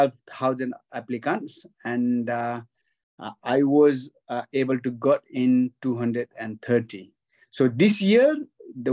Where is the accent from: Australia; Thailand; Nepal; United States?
Nepal; western Nepal; moved away as an adult; now in United Kingdom; I was born in Nepal, in western part of Nepal. And I grew up to age of 19. Then I joined Gurkhas.